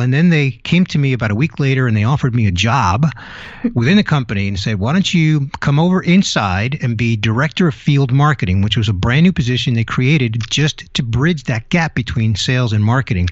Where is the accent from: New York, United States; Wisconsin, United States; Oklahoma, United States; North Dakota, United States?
New York, United States; New York City; moved away as an adult; also born or lived in California; now in Tampa Bay, United States; I was born in New York City, went out to California in my early twenties, and then relocated to the Tampa Bay area in Florida